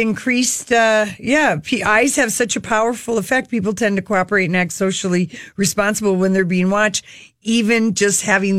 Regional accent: Minnesota, United States; accent: Minnesota; he liked my Minnesota accent.

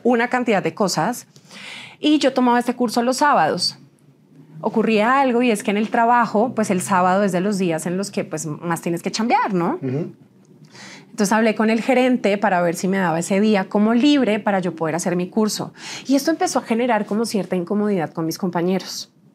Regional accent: Huila, Colombia; fui señorita Huila 2010. en mi país.

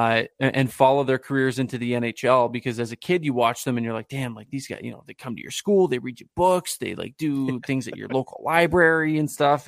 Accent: Guelph, Ontario, Canada; I grew up in Guelph, Ontario, not in the United States, contrary to popular belief.

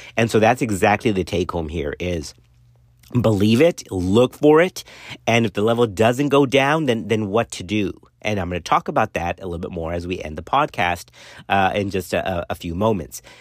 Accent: Laredo, Texas, United States; growing up in Laredo, uh, around that time, right, it was seventies-ish

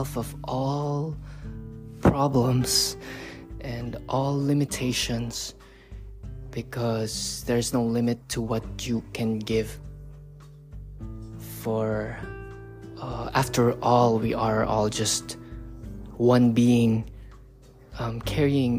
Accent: Philippines; moved away; back in the Philippines. In my home country

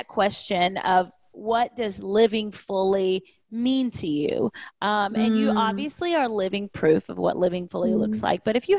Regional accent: Kentucky, United States; now in Nashville, United States; I'm recording from Nashville today because that's where I live now. But I'm from Kentucky.

